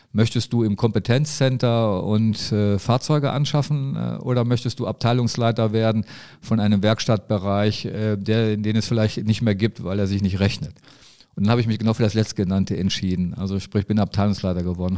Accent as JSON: {"language": "German", "town": "Neuss", "region": "North Rhine-Westphalia", "country": "Germany", "tie": "born or raised there", "said": "ich bin in, in Neues groß geworden, wir sind zur Neuss zur Schule gegangen"}